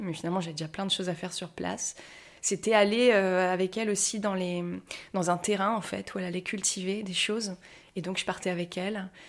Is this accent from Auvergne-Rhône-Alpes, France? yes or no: no; Paris, Île-de-France, France; je me sens très parisienne parce qu'en plus, je suis née à Paris, tout ça, j'ai des réflexes de parisienne